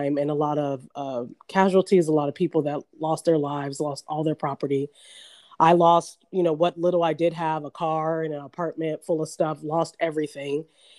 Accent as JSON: {"language": "English", "area": "Orange County", "region": "California", "country": "United States", "tie": "born or raised there", "also_born_or_lived": "New Orleans", "said": "And I had just never seen that growing up in Orange County."}